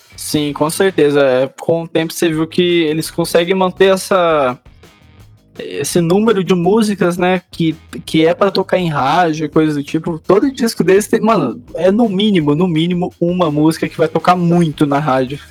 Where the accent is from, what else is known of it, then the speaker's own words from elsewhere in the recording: Minas Gerais, Brazil; eu que sou lá de Minas, eu lembro exatamente, tipo, eu tinha uns 4, 5 anos